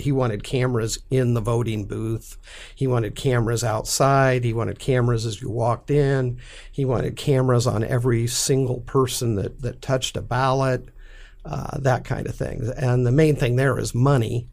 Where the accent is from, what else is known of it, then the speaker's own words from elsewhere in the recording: McCook, Nebraska, United States; I'm from McCook, Nebraska. You know, farm community